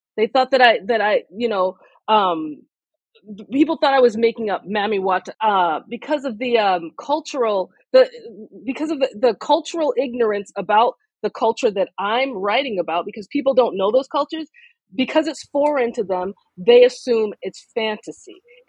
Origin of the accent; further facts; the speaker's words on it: United States; for me as a Nigerian American writer who is being published in predominantly North America.